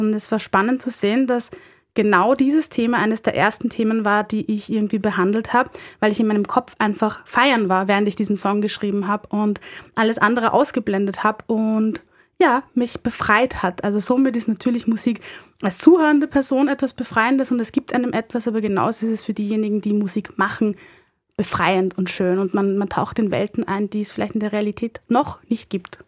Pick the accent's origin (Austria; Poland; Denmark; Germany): Austria; Linz, Upper Austria; moved away as an adult; now in Vienna, Austria; bin ähm, Wienerin, komme ursprünglich aus Oberösterreich, um genau zu sein aus Linz und lebe seit fünf Jahren in Wien